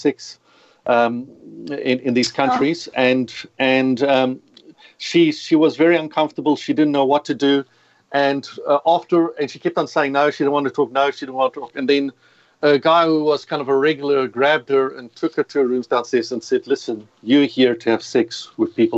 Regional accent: South Africa; accent: South African; moved away as an adult; now in Australia; as you can hear the accent, you've got to excuse it, but South African. So in case people are wondering, who is this guy? It doesn't sound Australian. I've been living in Australia for 20 years, but I've realized my accent's going to stay with me forever.

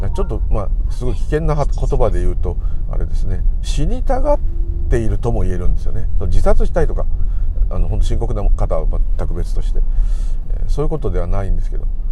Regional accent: Tokyo, Japan; 私東京の人なんでいつも親戚に混じって東京の悪口を聞いてることが多々あった

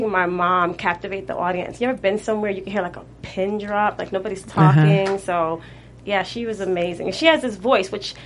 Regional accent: East Orange, New Jersey, United States; also born or lived in Livingston, New Jersey; I'm actually from East Orange, New Jersey.

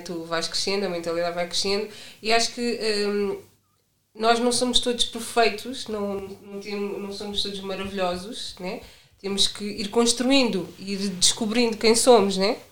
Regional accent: Lisbon, Portugal; tenho 30 anos, venho de Lisboa

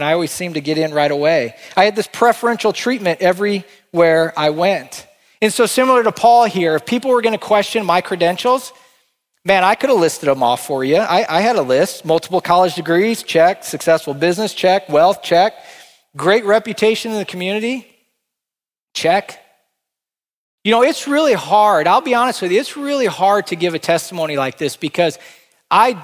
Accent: Northwest Iowa, United States; moved away as an adult; move back to my hometown in Northwest Iowa

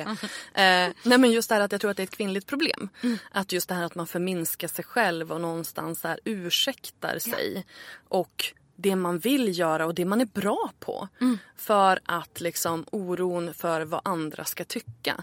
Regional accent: Örnsköldsvik, Västernorrland County, Sweden; moved away as an adult; also born or lived in Stockholm; Jag flyttade ju tillbaka till Örnsköldsvik där jag är född för ett år sedan ungefär

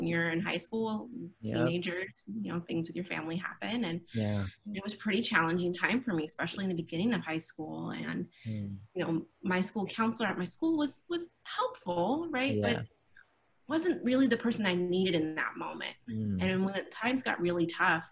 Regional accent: Fremont, California, United States; I grew up in Fremont, so I hadn't been anywhere

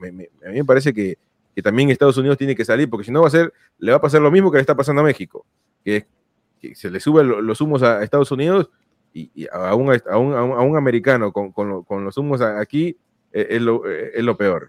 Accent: Peru; yo soy peruano

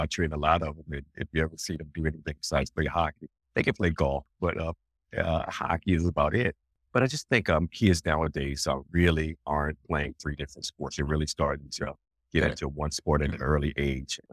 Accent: Alexandria, Virginia, United States; I'm from Alexandria, Virginia. I grew up in Alexandria, Virginia

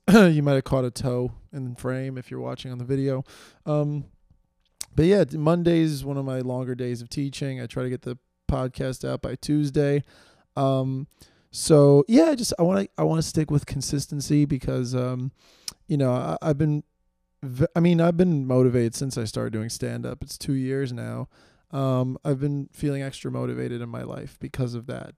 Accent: New York City, New York, United States; I live in New York City. I do I'm from New York

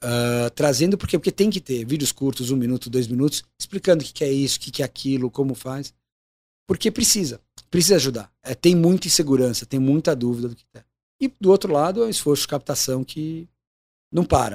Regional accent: Brazil; Sou brasileiro, moro aqui

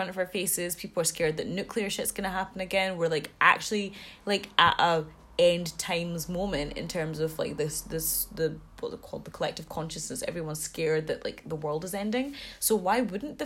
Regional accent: Glasgow, Scotland, United Kingdom; I'm from Glasgow

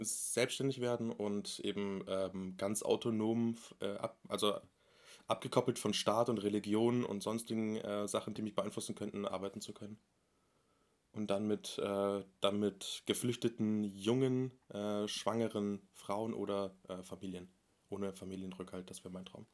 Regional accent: Munich, Bavaria, Germany; ich bin 23 Jahre alt, ich komme aus München

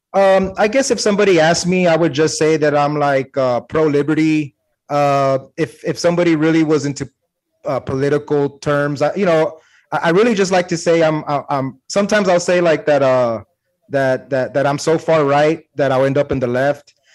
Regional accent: San Antonio, Texas, United States; I'm from Texas

